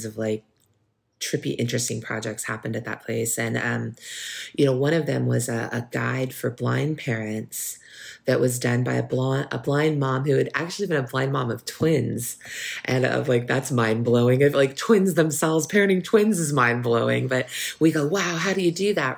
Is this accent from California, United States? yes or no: yes; Bay Area, California, United States; I'm from the Bay Area. So we grew up with, the Black Power movement